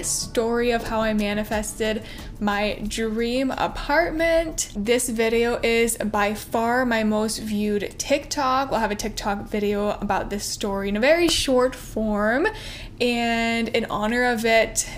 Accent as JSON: {"language": "English", "region": "Ontario", "country": "Canada", "tie": "born or raised there", "also_born_or_lived": "Barrie", "moved": "as an adult", "lives_now": "Toronto, Canada", "said": "I grew up in a pretty small town, about two and a half hours outside of Toronto"}